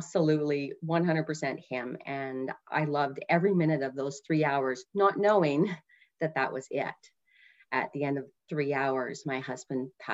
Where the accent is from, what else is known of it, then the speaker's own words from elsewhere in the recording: Canada; I'm from Canada